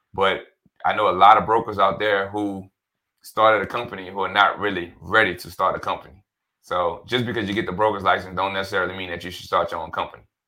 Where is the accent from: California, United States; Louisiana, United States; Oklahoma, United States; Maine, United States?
Louisiana, United States; New Orleans; also born or lived in Denton, Texas; born and raised in New Orleans.